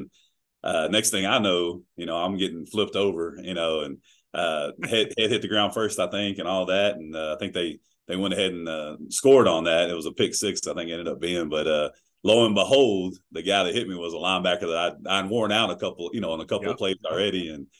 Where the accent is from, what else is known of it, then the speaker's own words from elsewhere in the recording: Clute, Texas, United States; when I was growing up in Clute, all of a sudden they're staring me down on that other side of the line